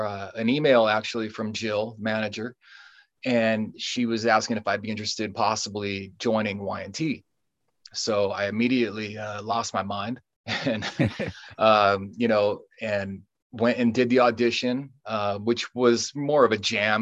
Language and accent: English; San Jose, California, United States; moved away as an adult; also born or lived in Sacramento area; now in Sacramento, United States; I grew up in San Jose, born and raised. I moved out here to the Sacramento area in 2008